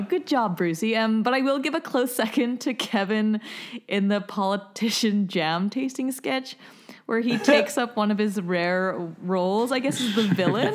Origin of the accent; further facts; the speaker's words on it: Canada; moved away